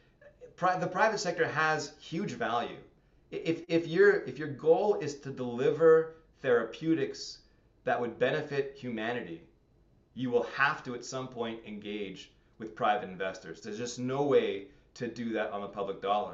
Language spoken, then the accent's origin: English; Montreal, Quebec, Canada; moved away as an adult; now in Hamilton, Canada; Growing up in Montreal, very, very insular community.